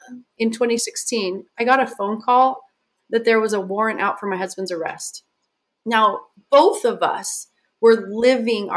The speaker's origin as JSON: {"language": "English", "region": "Southern Utah", "country": "United States", "tie": "born or raised there", "also_born_or_lived": "Hawaii", "moved": "as an adult", "said": "I was born and raised in Southern Utah"}